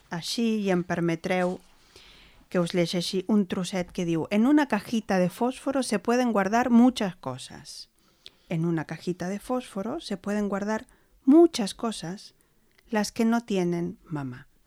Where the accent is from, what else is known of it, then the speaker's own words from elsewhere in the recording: Argentina; Soc argentina.